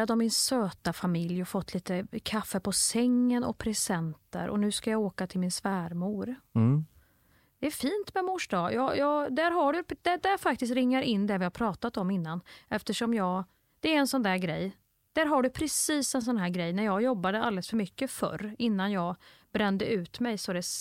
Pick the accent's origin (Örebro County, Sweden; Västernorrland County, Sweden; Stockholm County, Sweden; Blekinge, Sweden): Stockholm County, Sweden; Nacka; Jag är från Nacka. 40 plus.